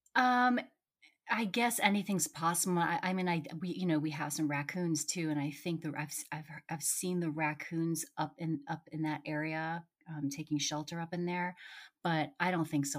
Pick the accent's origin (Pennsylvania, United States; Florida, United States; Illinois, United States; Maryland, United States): Maryland, United States; Potomac; now in Rockville, United States; I'm actually in Rockville, which is right next to Potomac. I grew up in Potomac.